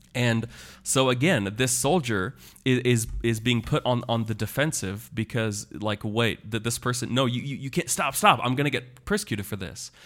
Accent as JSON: {"language": "English", "region": "Kansas", "country": "United States", "moved": "yes", "said": "I'm from the Great Plains"}